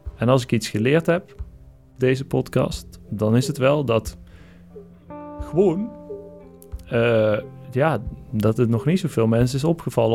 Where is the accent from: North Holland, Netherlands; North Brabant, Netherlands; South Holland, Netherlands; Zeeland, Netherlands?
North Brabant, Netherlands; ik kom uit Brabant, dus dan is het, ik lees dat als gewoon, omdat die E, ja, wij zeggen dat ook wel eens zo, eh, Brabanders